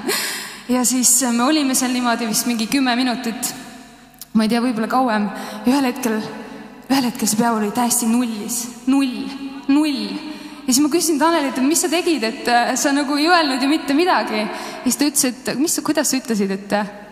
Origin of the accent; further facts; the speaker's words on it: Estonia; me oleme eestlased